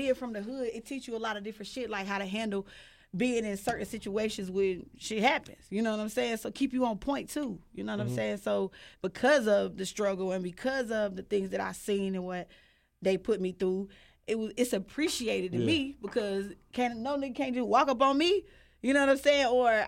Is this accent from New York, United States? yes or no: no; Charlotte, North Carolina, United States; Oh, God. 704 Charlotte, North Carolina. Stand up.